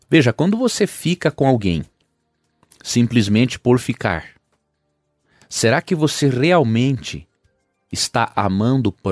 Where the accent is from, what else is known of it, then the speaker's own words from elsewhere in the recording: Cariacica, Espírito Santo, Brazil; Eu é, sou de tudo, Cariacica.